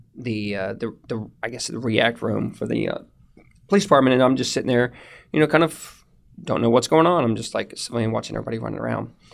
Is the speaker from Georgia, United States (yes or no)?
no; The Woodlands, Texas, United States; I grew up in the woodlands, um, in a little bit north of Houston. Um, lived there for eighteen years